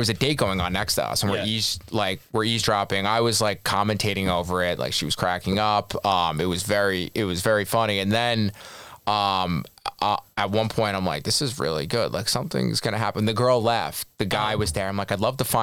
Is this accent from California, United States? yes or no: no; Long Island, New York, United States; I'm not where I grew up from on Long Island